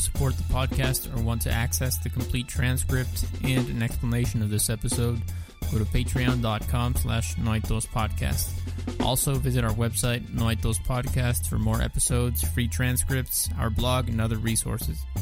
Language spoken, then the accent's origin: Spanish; Mexico; also born or lived in southeast Mexico